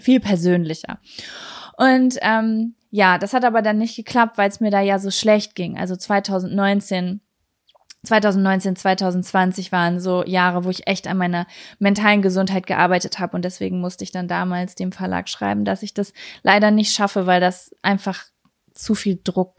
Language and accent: German; Lübbecke, North Rhine-Westphalia, Germany; moved away; also born or lived in Berlin; dass ich gerade hier in meiner Heimatstadt bin